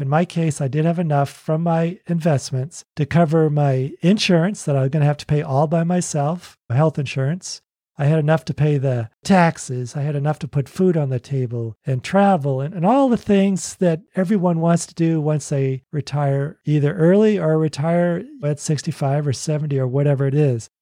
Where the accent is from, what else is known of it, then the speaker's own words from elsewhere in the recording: Boston, Massachusetts, United States; also born or lived in Oregon / California; now in Tennessee, United States; I grew up in Boston. We lived in Oregon. We lived in California and now Tennessee.